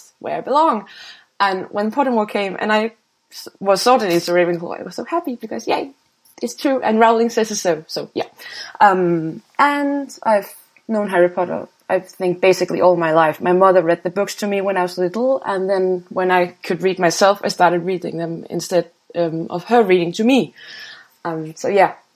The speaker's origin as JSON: {"language": "English", "country": "Denmark", "said": "I'm from Denmark"}